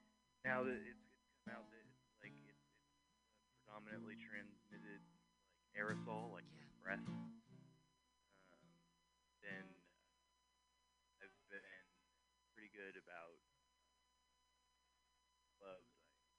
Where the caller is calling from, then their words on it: Oakland, California, United States; I am calling from the hills of Oakland.